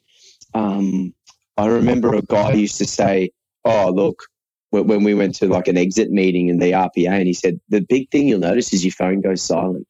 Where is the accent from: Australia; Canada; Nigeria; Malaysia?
Australia; born or raised there; also born or lived in Irvine, Scotland